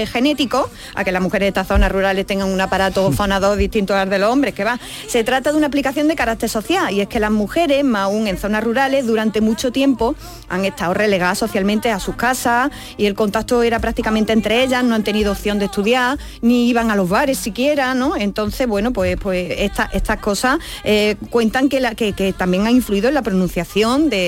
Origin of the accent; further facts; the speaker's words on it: Alcaudete, Andalusia, Spain; moved away as an adult; yo, por ejemplo, yo que soy de Arcaudete, Jaén, yo no tengo el mismo acento que cuando me fui con 18 años del pueblo.